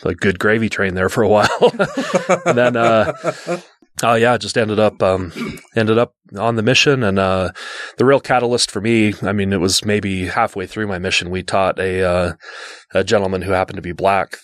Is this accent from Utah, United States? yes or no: yes; West Jordan, Utah, United States; growing up in West Jordan, Utah